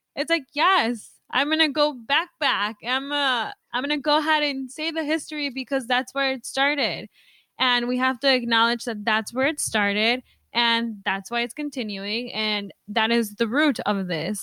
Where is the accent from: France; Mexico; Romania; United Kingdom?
Mexico; now in United States; I was born in Mexico